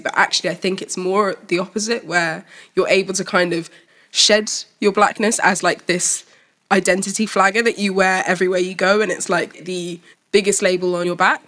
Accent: Malawi; I'm from Malawi

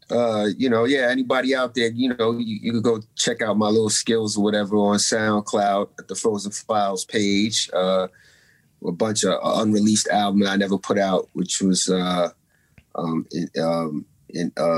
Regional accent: New York City, New York, United States; moved away as an adult; also born or lived in Maryland; now in California, United States; I'm from Staten Island, New York, Shaolin, as y'all may call it. I went to Catholic school for 8 years, from first to the eighth grade

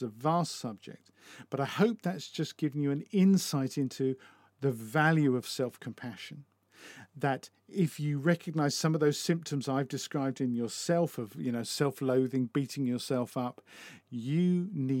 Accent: United Kingdom; as a British person

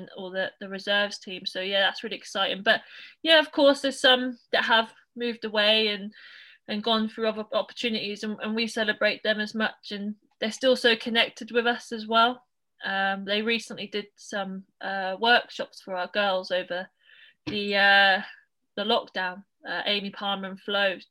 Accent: Norwich, East of England, United Kingdom; also born or lived in United States; I'm from Norwich, grew up in Norwich

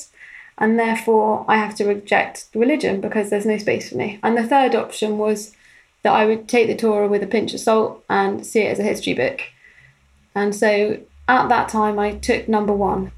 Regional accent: London, United Kingdom; I grew up in North London in a modern Orthodox Jewish community

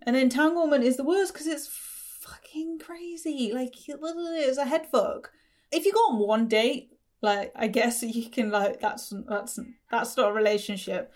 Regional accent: Coventry, West Midlands, United Kingdom; I'm from Coventry.

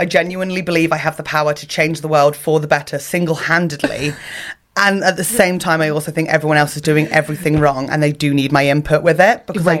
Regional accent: Ireland; I'm like an Irish Canadian

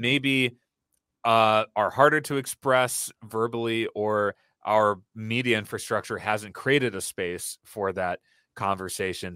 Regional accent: Brookfield, Wisconsin, United States; I grew up in Wisconsin, in suburban Milwaukee, in a town where a lot of people did not look like me or share my background.

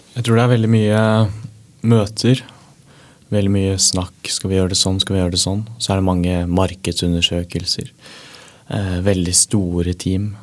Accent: Norway; jeg er norsk

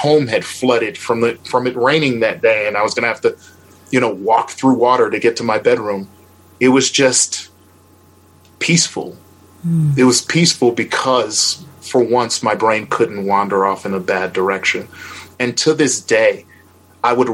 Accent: Milwaukee, Wisconsin, United States; I'm from Milwaukee, Wisconsin, which is the most segregated city in America

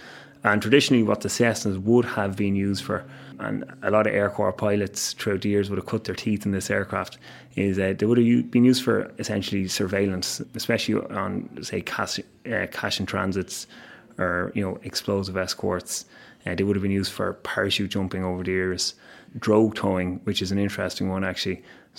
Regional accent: Dublin, Leinster, Ireland; I grew up in Dublin, and just over the house that I grew up in would have been the approach paths to one of the runways here in Baldonnell.

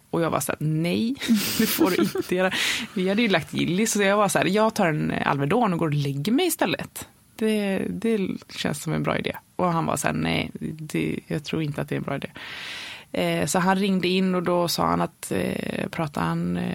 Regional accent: Varberg, Halland County, Sweden; born there; och då, vi är födda i Varberg. Eh, vi bor ju mellan, eh, nu när vi bor i huset så bor vi mellan eh, Göteborg och Varberg.

